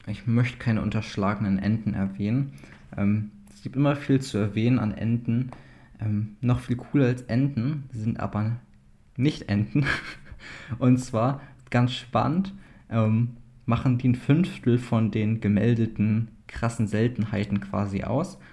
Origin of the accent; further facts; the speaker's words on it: East Frisia, Lower Saxony, Germany; als ja, Ostfriese